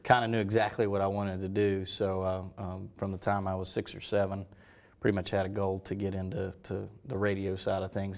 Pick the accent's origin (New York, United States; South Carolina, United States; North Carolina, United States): North Carolina, United States; Hendersonville; moved away; originally from Hendersonville, North Carolina